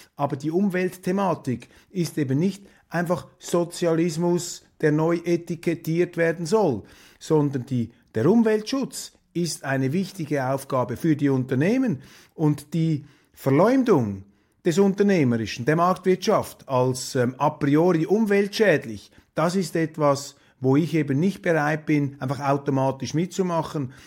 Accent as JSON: {"language": "German", "country": "Switzerland", "said": "Für mich als Schweizer"}